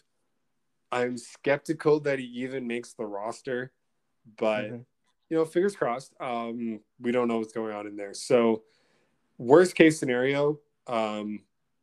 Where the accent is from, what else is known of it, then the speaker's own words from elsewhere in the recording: Canada; as a Canadian